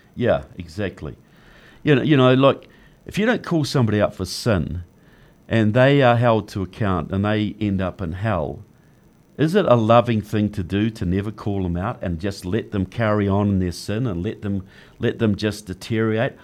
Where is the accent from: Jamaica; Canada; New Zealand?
New Zealand; moved away as an adult; now in United States; I'm from New Zealand.